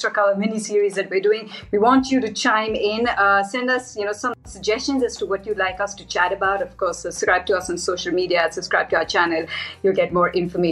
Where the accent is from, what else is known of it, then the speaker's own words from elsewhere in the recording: India; I'm Indian